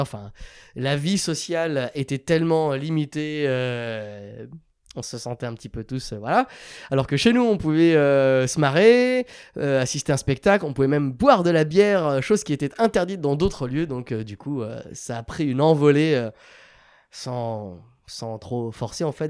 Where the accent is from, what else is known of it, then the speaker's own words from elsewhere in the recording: France; moved away as an adult; now in Barcelona, Spain; on est beaucoup de Français